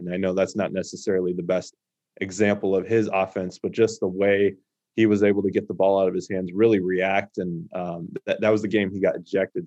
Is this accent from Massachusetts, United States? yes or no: no; Phoenix, Arizona, United States; growing up in the Valley